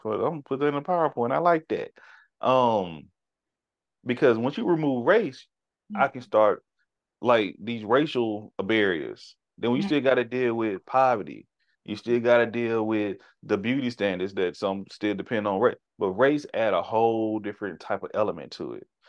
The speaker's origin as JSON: {"language": "English", "country": "United States", "tie": "born or raised there", "said": "we were born and raised here"}